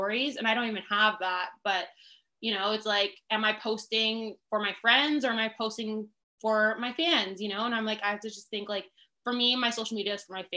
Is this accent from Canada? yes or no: yes; Canada; also born or lived in Toronto; as a Canadian